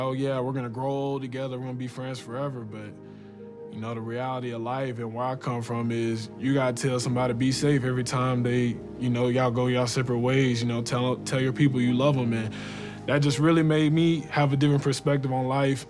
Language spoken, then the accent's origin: English; Louisville, Kentucky, United States; Born and raised in Louisville, Kentucky